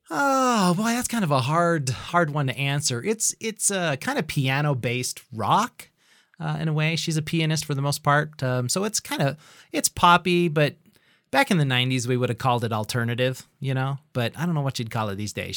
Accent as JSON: {"language": "English", "town": "Idaho Falls", "region": "Idaho", "country": "United States", "tie": "born or raised there", "also_born_or_lived": "Bozeman, Montana", "said": "I am an Idahoan, and I've lived pretty much my entire life here in the, the grand city of Idaho Falls"}